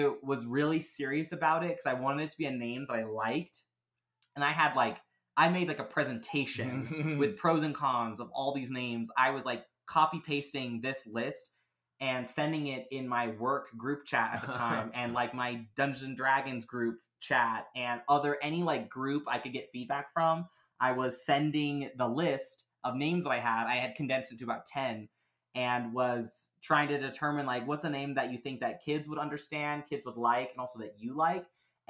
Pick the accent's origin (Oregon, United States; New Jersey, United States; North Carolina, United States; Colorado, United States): Oregon, United States; I grew up outside of Portland, and I actually went to outdoor school, you know, back at my old school, you know, when I was in sixth grade, actually.